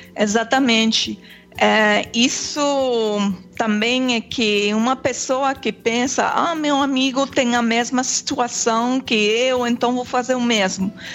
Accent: Quebec, Canada; Portuguese is a second language; also born or lived in Germany; sou aqui do Quebec

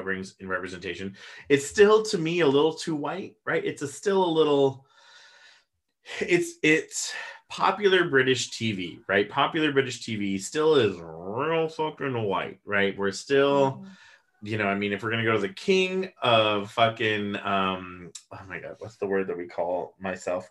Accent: United States; we come from the States

